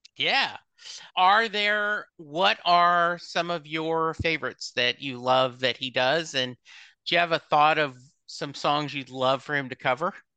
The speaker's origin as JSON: {"language": "English", "region": "Louisiana", "country": "United States", "tie": "born or raised there", "said": "when I was in high school, growing up in Louisiana"}